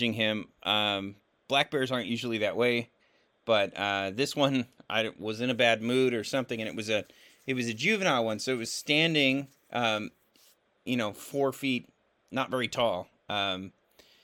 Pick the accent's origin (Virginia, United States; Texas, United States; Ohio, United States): Virginia, United States; I grew up in Virginia mostly